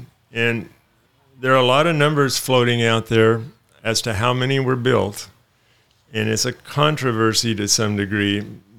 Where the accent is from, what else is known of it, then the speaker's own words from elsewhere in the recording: Dallas, Oregon, United States; We're from Dallas, Oregon.